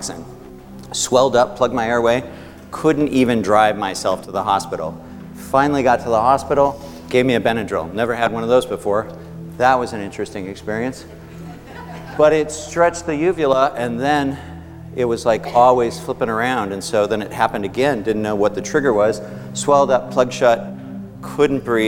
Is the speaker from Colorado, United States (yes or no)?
yes; Aspen, Colorado, United States; I grew up in Aspen.